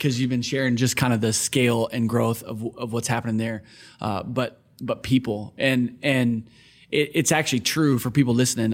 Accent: Onalaska, Wisconsin, United States; also born or lived in Kenosha, Wisconsin; I grew up in Wisconsin

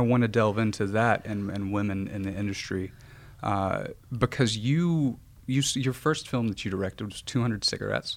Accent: Arkansas, United States; moved away as an adult; now in Los Angeles, United States; I'm originally from Arkansas.

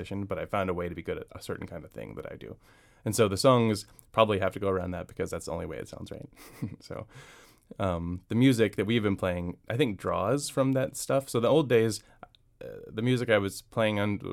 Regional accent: St. Louis, Missouri, United States; moved away as an adult; now in Washington, D.C., United States; I'm from St. Louis, and I grew up in the Midwest till I was 25, finished law school and moved here

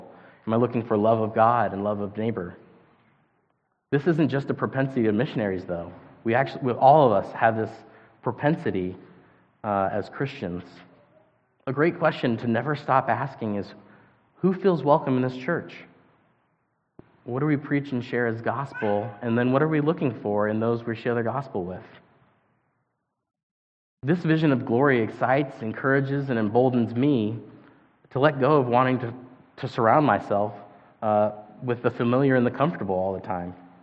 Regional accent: United States; moved away as an adult; now in Japan; as an American, as Americans

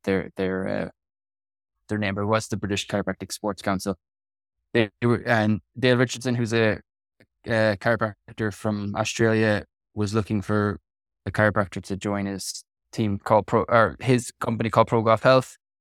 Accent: Kerry, Munster, Ireland; moved away as an adult; also born or lived in Wales / Bristol, England; now in Portlaoise, Ireland; I'm from Kerry, which is southwest

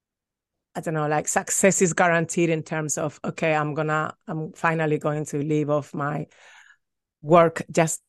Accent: Madrid, Community of Madrid, Spain; moved away; also born or lived in London / Sacramento; I'm from Madrid, but I went to London to study film

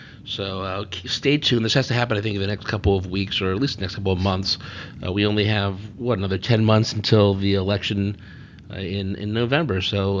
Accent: Connecticut, United States; we're from Connecticut

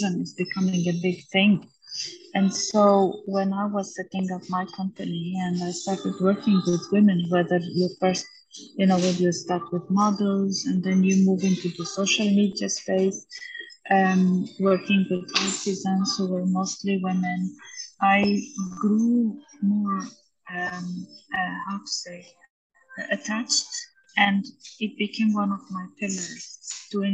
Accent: Armenia; moved away; Armenia, my hometown

